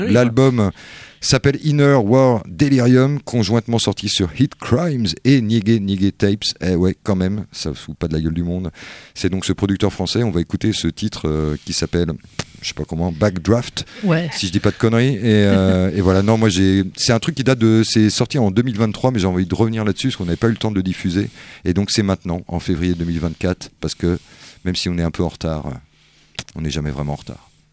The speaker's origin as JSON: {"language": "French", "country": "France", "said": "on le comprend bien en tant que français."}